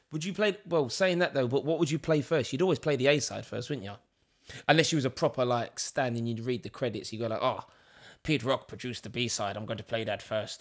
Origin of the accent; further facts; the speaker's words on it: London, United Kingdom; Leighton Orient, E ten, my hometown.